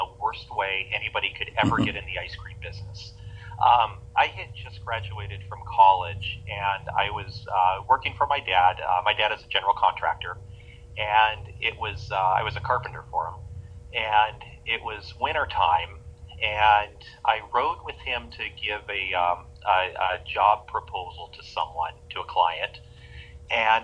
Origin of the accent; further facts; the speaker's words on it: California, United States; I grew up in Lake Tahoe, California